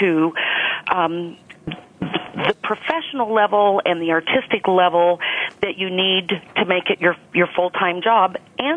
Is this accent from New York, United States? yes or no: no; Oregon, United States; I was born and raised in the West, in Oregon